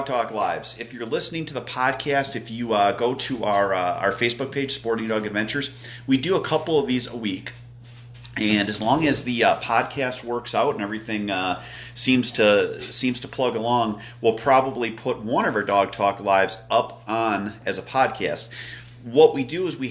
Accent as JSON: {"language": "English", "region": "Wisconsin", "country": "United States", "moved": "yes", "said": "I'm from Wisconsin"}